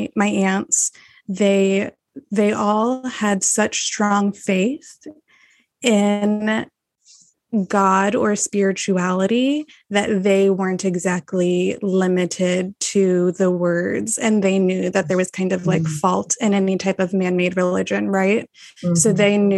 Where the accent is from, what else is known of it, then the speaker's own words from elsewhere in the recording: Texas, United States; I'm born and raised in Texas